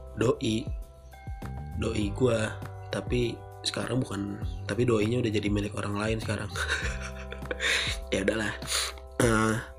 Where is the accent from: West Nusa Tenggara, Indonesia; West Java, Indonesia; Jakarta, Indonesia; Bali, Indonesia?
West Java, Indonesia; Bekasi; di Bekasi yaitu kota gue